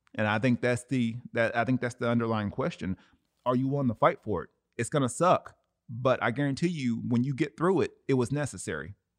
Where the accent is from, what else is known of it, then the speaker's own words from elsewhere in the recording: Cleveland, Tennessee, United States; music producer in my hometown, Cleveland, Tennessee